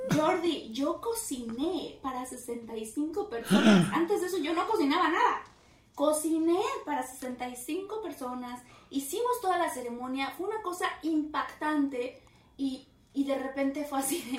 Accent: Mexico; Y como mexicana

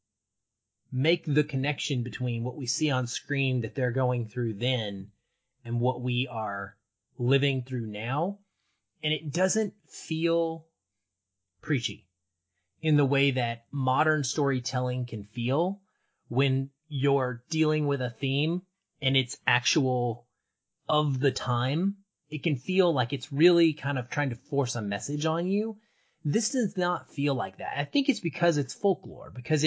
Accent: the South, United States; you and I grew up in the South

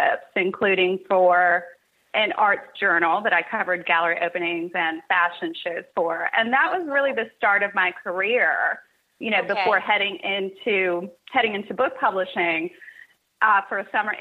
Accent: Cincinnati, Ohio, United States; also born or lived in Kentucky; I was born and raised in Cincinnati, Ohio, and went to school in Kentucky

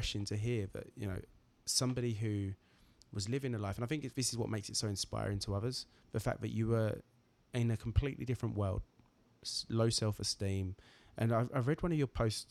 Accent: Braintree, East of England, United Kingdom; moved away; back in Braintree in my hometown

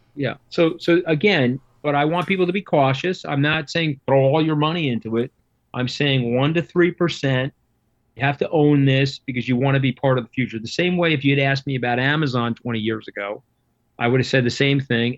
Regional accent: Long Island, New York, United States; I am from Long Island

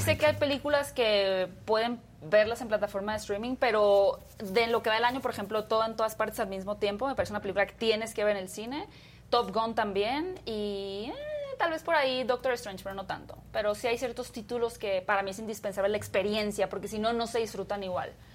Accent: Hermosillo, Sonora, Mexico; now in Mexico City, Mexico; yo soy de Hermosillo, originaria de Hermosillo

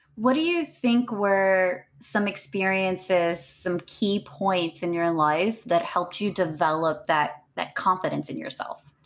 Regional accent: Beaumont, Texas, United States; I'm born and raised in Texas

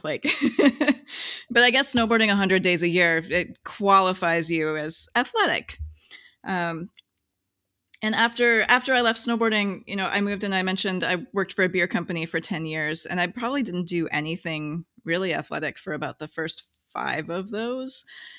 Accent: Wisconsin, United States; I did not. I grew up in Wisconsin.

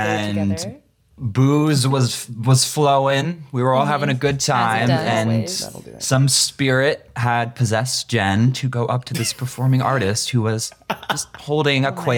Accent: Seattle, Washington, United States; now in Los Angeles, United States; I am in LA, but I'm from Seattle.

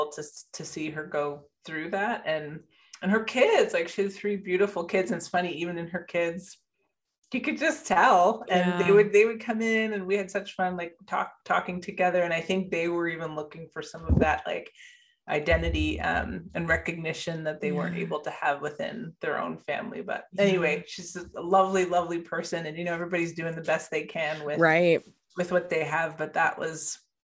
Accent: Canada; moved away as an adult; also born or lived in Bermuda; now in Sacramento, United States; I was born in Bermuda, raised in Canada, moved to the US 8 years ago

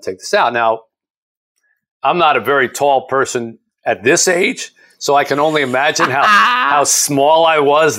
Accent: New Jersey, United States; this little town where I grew up in South Jersey

